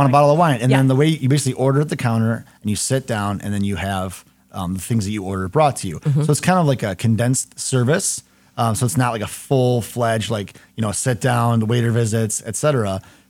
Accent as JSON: {"language": "English", "town": "Howell", "region": "Michigan", "country": "United States", "tie": "born or raised there", "said": "I grew up in Howell north of Ann Arbor."}